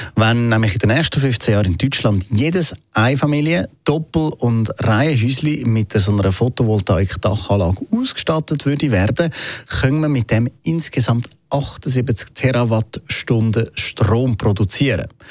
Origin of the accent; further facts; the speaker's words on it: Switzerland; bei uns in der Schweiz